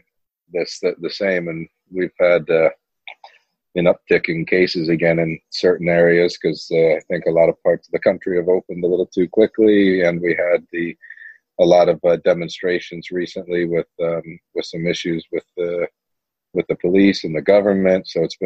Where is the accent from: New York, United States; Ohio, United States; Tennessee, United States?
Ohio, United States; Cleveland; moved away as an adult; Yes, I grew up in Cleveland, Ohio, until I was 18 years old. And then I moved out to Los Angeles and went to UCLA for about 2.5 years. And then I went over to the UK.